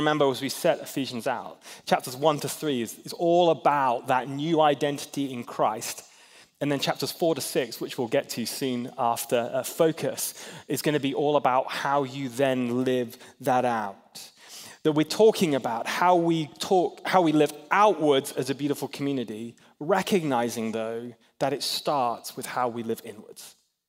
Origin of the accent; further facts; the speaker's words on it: Hong Kong; now in United States; I grew up in Hong Kong mostly.